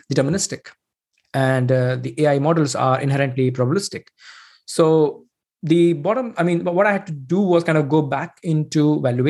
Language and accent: English; India; moved away as an adult; now in Sweden; I'm basically originally from India